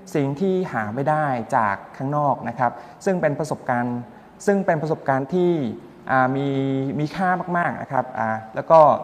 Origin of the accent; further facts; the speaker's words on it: Cambodia; Thai is a second language; moved away as an adult; now in Thailand; ผมที่เป็นชาวกัมพูชา